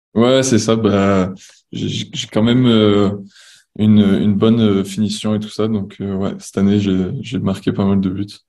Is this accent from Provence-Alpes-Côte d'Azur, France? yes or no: yes; Marseille, Provence-Alpes-Côte d'Azur, France; moved away as an adult; now in Montreal, Canada; je suis originaire de Marseille